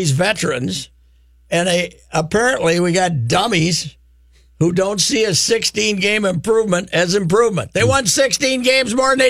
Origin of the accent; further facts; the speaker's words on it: Fulda, Minnesota, United States; When, I, when you cut through all the billions of dollars, I'm from Fulda.